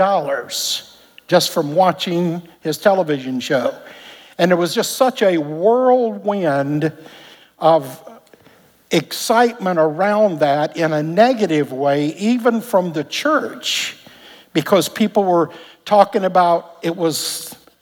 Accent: Alabama, United States; moved away; Back in Alabama, we grew up in Pentecost

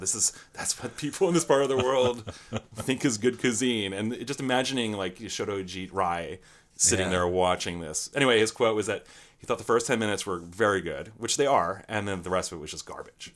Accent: Mechanicsburg, Pennsylvania, United States; also born or lived in Philadelphia area, Pennsylvania; I was technically born just outside of Philadelphia, but I grew up in the Harrisburg area in a place called Mechanicsburg

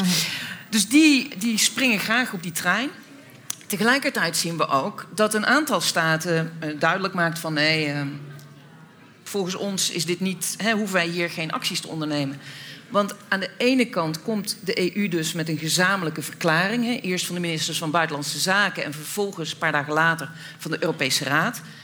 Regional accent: Netherlands; als Nederlanders

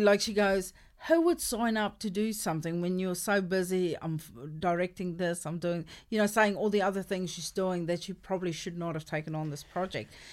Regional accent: South Africa; first language Afrikaans; English is a second language; I grew up in South Africa and I'm Afrikaans speaking

